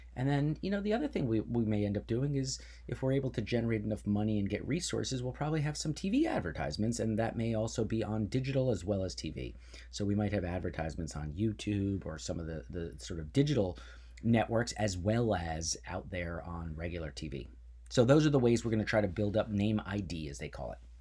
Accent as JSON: {"language": "English", "region": "New Jersey", "country": "United States", "tie": "born or raised there", "said": "my parents came, and I grew up in New Jersey"}